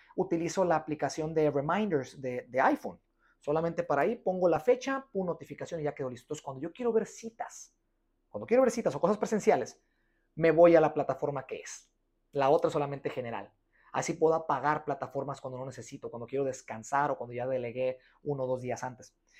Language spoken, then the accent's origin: Spanish; Guadalajara, Jalisco, Mexico; yo soy de Guadalajara